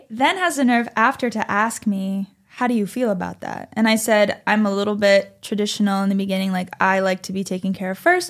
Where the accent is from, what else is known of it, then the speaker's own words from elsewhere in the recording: East Coast, United States; It's 11 o'clock at night. I'm from the East Coast. It's 2 a.m.